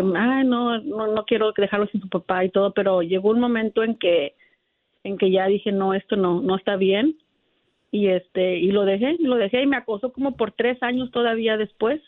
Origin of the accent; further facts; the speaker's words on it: Guanajuato, Mexico; Eres mi paisano, yo soy de la ciudad